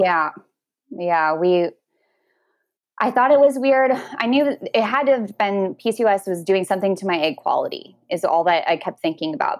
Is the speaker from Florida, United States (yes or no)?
no; Washington, United States; also born or lived in Oregon; My husband and I live in a small town across the water by ferry from Seattle in Washington State